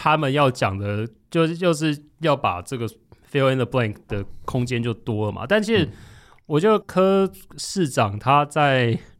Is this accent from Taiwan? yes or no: yes; Tainan, Taiwan; 我是台南人